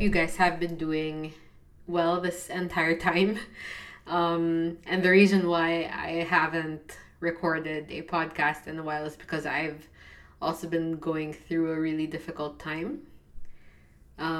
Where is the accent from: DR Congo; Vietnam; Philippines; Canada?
Philippines; I'm from the Philippines.